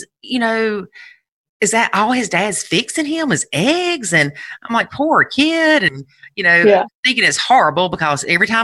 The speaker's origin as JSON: {"language": "English", "region": "South Carolina", "country": "United States", "said": "I'm from South Carolina."}